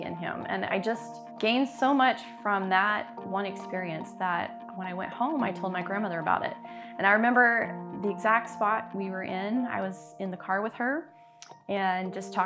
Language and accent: English; Memphis, Tennessee, United States; moved away as an adult; now in Ankeny, United States; I was raised in Memphis, Tennessee by my grandmother